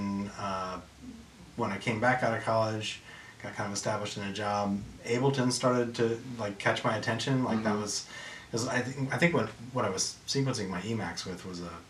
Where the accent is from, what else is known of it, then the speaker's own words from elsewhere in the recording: Midwest, United States; I grew up in the Midwest